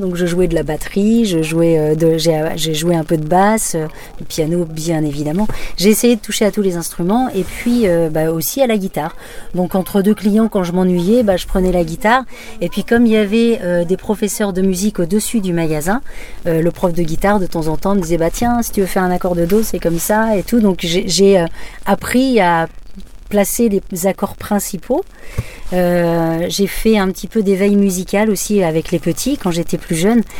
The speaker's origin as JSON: {"language": "French", "town": "Barbâtre", "region": "Pays de la Loire", "country": "France", "tie": "born or raised there", "also_born_or_lived": "Lille", "moved": "yes", "said": "j'ai quitté effectivement Lille jusqu'en 99, mais j'ai grandi à Barbatre"}